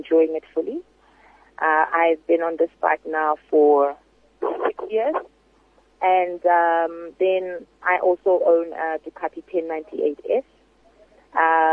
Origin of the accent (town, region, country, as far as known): South Africa